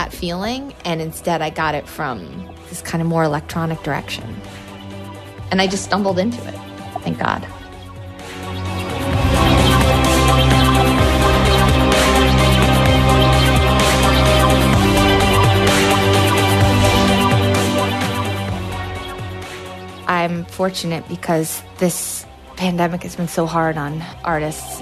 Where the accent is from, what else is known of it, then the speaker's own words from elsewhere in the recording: Lake Placid, New York, United States; I grew up in Lake Placid